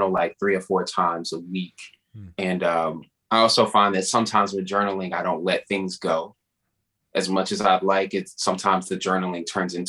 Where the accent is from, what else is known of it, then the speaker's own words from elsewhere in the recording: Dallas, Texas, United States; my hometown of Dallas